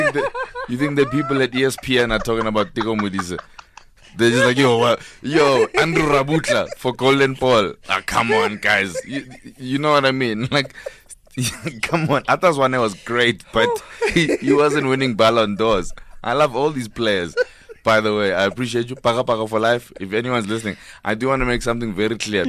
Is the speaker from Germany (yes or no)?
no; Katlehong, Gauteng, South Africa; also born or lived in northern suburbs of Johannesburg; now in Johannesburg, South Africa; I grew up in Katlehong, in Chongweni section.